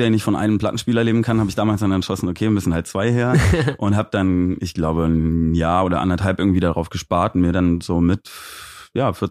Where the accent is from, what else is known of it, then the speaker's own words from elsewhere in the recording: Aachen, North Rhine-Westphalia, Germany; moved away as an adult; ich bin in Aachen geboren und da auch zur Schule gegangen und habe dann noch mein Abi gemacht und bin dann aber direkt nach dem Abi so mit 19 dann abgehauen.